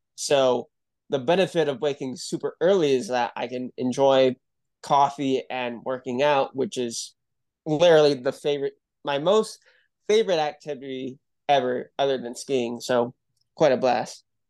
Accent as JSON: {"language": "English", "region": "Utah", "country": "United States", "tie": "born or raised there", "said": "I'm from Utah. and, uh, I grew up here"}